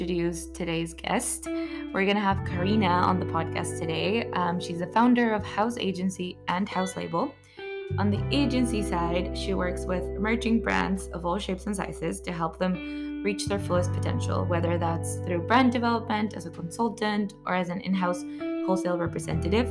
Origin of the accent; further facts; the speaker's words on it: Peru; my hometown, from Peru